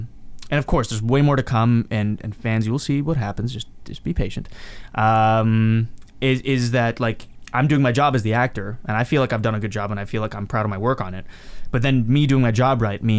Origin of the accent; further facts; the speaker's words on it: Mumbai, Maharashtra, India; also born or lived in Hyderabad; I grew up, like I was born in Mumbai, and then like I lived in Hyderabad for a bit, and I played around in that same house that she still lives in to this day.